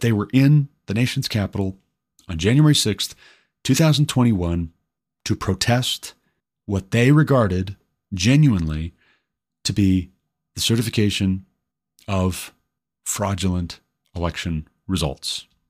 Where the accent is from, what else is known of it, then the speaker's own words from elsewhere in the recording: Glendive, Montana, United States; moved away as an adult; my hometown of Glendive, Montana